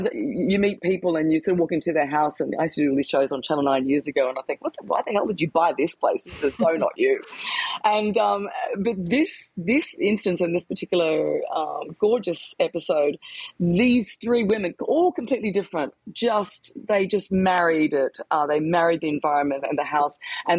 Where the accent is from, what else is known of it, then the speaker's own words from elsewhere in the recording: Queensland, Australia; It reminds me of growing up in Queensland